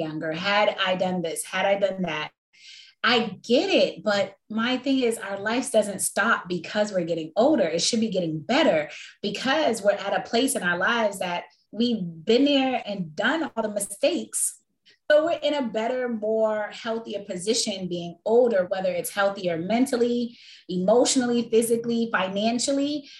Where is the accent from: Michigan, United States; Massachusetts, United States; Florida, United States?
Massachusetts, United States; Boston; moved away; also born or lived in Washington, D.C.; I am originally from Boston, Massachusetts, but I spent majority of my life raising like my children and stuff in Washington, D.C.